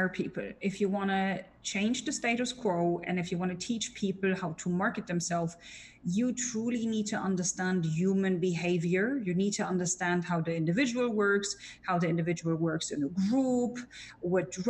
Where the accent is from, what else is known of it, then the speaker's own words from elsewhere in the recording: Germany; accent: German; English is a second language; as a German with a very bad accent